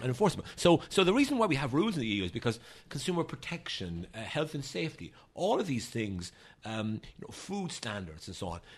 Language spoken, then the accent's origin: English; Ireland; moved away as an adult; now in Washington, United States